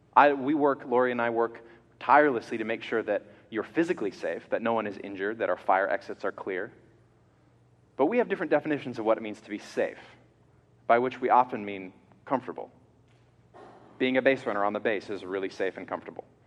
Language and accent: English; Georgia, United States; I'm a kid growing up in Georgia in the South